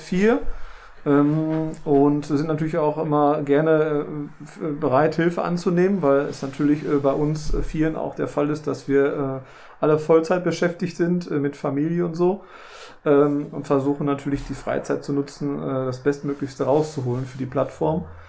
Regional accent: Ruhr area, North Rhine-Westphalia, Germany; bei uns im Ruhrgebiet

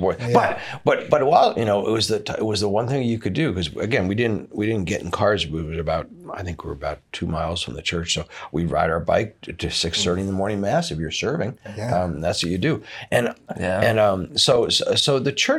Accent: Connecticut, United States; also born or lived in New York; a little further out from people because it was more of a small country town where I grew up was in Connecticut

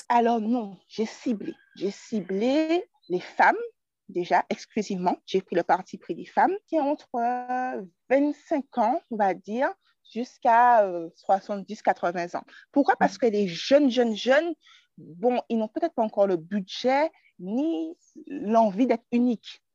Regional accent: Martinique; je suis originaire de la Martinique

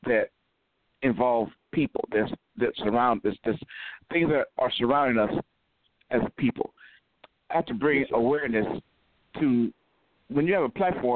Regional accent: Cleveland, Ohio, United States; moved away as an adult; now in Atlanta, United States; Cleveland, Ohio, originally

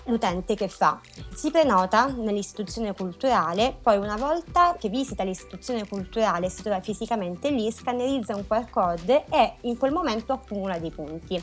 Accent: Reggio Calabria, Calabria, Italy; now in Milan, Italy; Io vengo da Reggio Calabria

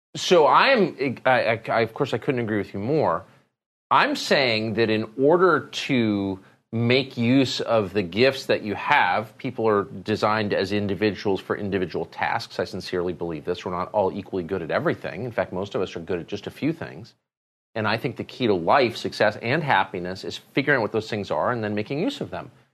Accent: Southern California, United States; growing up in Southern California, you know, we smoked marijuana every day

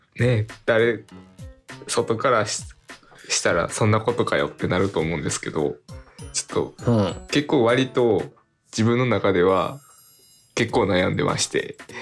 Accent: Kansai, Japan; accent: Kansai-ben; moved away as an adult; also born or lived in Kanto; 関西弁になってんねんけど、うん、自然にもう最近はもう標準語が出てくるように

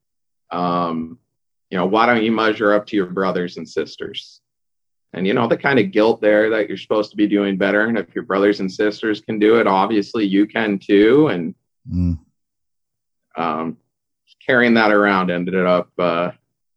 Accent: Irvine, California, United States; I grew up in Southern California in Irvine

